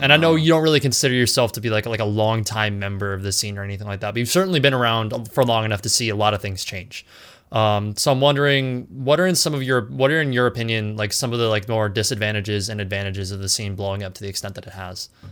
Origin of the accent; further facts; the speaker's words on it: California, United States; I'm from California